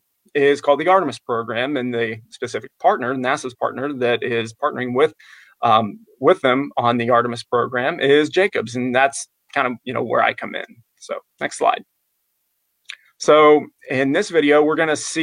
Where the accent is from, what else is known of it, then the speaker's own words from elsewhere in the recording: Apollo, Pennsylvania, United States; moved away as an adult; now in Florida, United States; I grew up in Western Pennsylvania, just outside of Pittsburgh. Actually, ironically enough, I grew up in a town called Apollo, Pennsylvania.